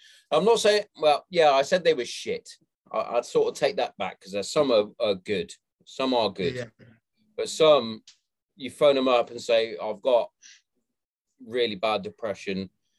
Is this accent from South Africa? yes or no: no; Hereford, West Midlands, United Kingdom; You'll probably be near my hometown then, Hereford, soon.